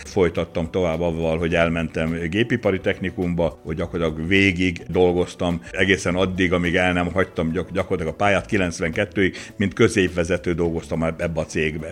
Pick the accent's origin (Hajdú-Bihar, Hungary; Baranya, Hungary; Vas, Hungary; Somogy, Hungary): Baranya, Hungary; Kisakafalva; nekünk Kisakafalván laktunk, akkor a szőlőbe Kisakafalvára is kellett menni, és villányba is